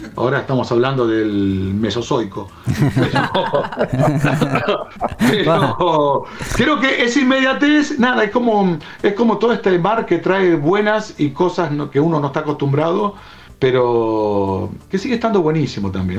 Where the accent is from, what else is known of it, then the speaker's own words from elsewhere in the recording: Buenos Aires, Argentina; also born or lived in Chañar Ladeado, Santa Fe; yo soy nacido en Capital